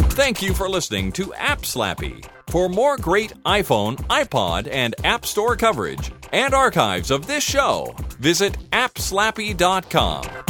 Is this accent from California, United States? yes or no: no; Sandy, Utah, United States; That's where I grew up, too